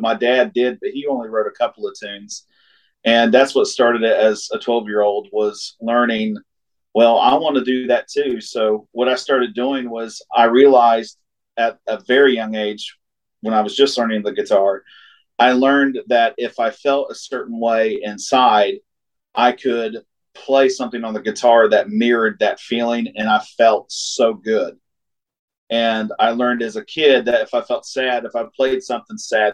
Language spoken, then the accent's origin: English; Wheelersburg, Ohio, United States; also born or lived in Portsmouth, Ohio; I'm from technically from Wheelersburg, Ohio, but born in Portsmouth and raised in Wheelersburg, just about 8 miles away